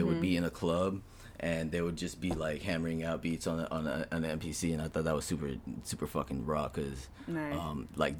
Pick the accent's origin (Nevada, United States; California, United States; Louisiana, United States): California, United States; Cerritos; also born or lived in Long Beach, California; I'm from California. I was born in Long Beach, California.